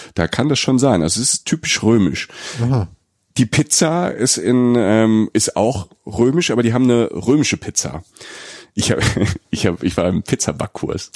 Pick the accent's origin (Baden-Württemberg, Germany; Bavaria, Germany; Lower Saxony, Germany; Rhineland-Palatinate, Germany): Rhineland-Palatinate, Germany; ich komme ja aus der Pfalz, ne, aus äh, Südwestdeutschland. Bei uns in der Familie gab es auch viel Innereien